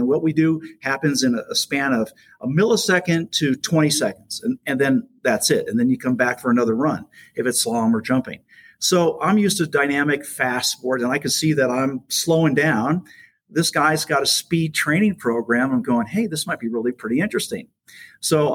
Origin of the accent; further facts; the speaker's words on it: South Florida, United States; moved away as an adult; also born or lived in Los Angeles, California; now in Jupiter, United States; I moved up to Jupiter from South Florida because it was getting so crazy where I grew up